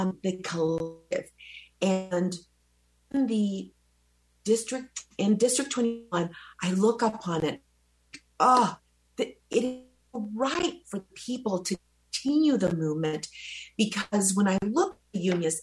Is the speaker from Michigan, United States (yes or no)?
no; Wichita, Kansas, United States; English is a second language; moved away; also born or lived in El Salvador; I flew into Wichita, Kansas, and I went to a red little schoolhouse, and I learned English in 6 months